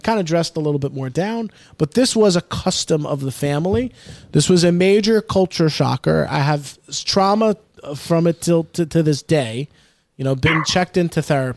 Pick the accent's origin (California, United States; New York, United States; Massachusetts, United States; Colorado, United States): New York, United States; New York City; where I grew up in the Bronx, Pelham Parkway